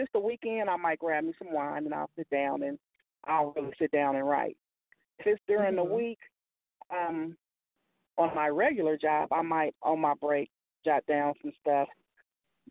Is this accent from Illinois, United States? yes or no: yes; Illinois, United States; now in Bay Area, United States; I made it out of the Midwest from my hometown. I tapped into Chicago, Peoria, and Carbondale, Illinois